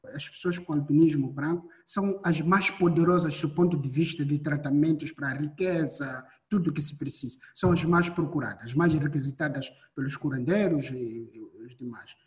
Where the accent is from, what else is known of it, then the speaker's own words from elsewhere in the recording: Mozambique; Eu nasci, cresci ainda hoje em Moçambique